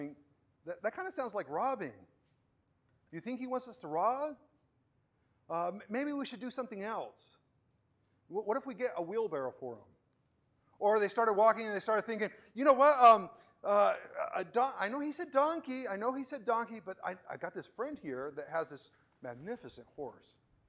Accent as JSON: {"language": "English", "country": "Venezuela", "tie": "born or raised there", "second_language": "English", "said": "growing up in Venezuela, I put the blame on my backwardness, not on anything else there."}